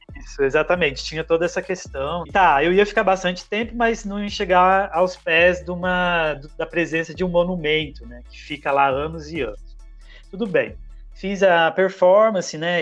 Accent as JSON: {"language": "Portuguese", "region": "Minas Gerais", "country": "Brazil", "tie": "born or raised there", "moved": "as an adult", "lives_now": "Campinas, Brazil", "said": "Nasci em Minas, tenho 30 anos. Desses 30 anos, 10 morando aqui em Campinas, onde resido atualmente"}